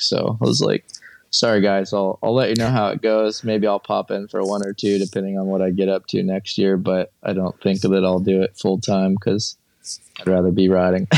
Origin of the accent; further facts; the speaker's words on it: Morongo Valley, California, United States; moved away as an adult; also born or lived in Montana; I grew up in Morongo Valley